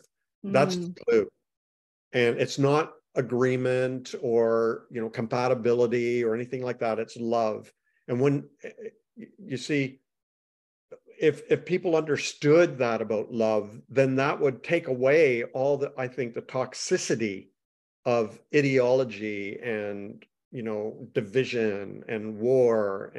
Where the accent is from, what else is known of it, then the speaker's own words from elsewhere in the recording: Canada; I'm Canadian.